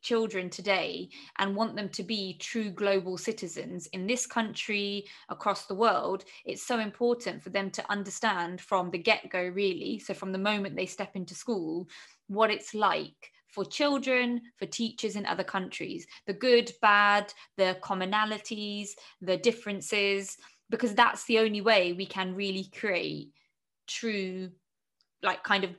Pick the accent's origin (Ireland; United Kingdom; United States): United Kingdom; especially as a British Pakistani teacher, whereby I live with extreme privilege in this country